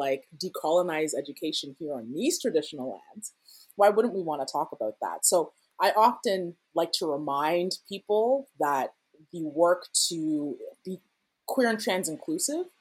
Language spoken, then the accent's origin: English; Ghana; now in Canada; I'm Ghanaian